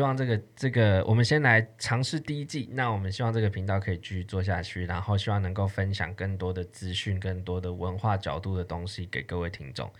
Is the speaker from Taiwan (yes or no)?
yes; Taiwan; moved away as an adult; also born or lived in Philippines; 我一个台湾人